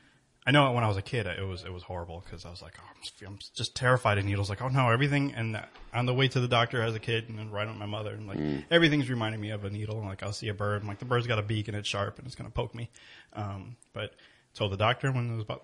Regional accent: New Haven, Connecticut, United States; I was born in New Haven

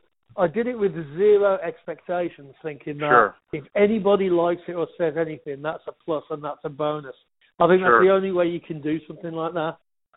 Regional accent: Wolverhampton, West Midlands, United Kingdom; now in Los Angeles, United States; He loved the fact that I was from Wolverhampton as well.

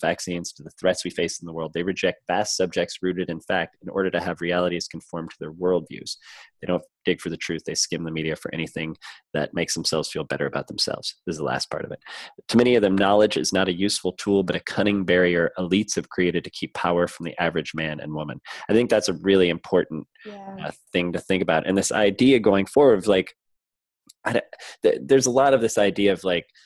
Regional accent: the Midwest and the Southeast, United States; also born or lived in Southeastern United States; I grew up in the Midwest and in the Southeast

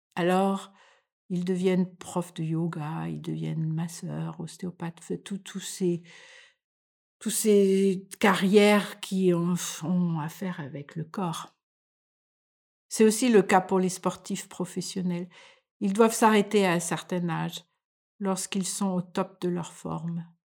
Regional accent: France; moved away as an adult; now in Denmark

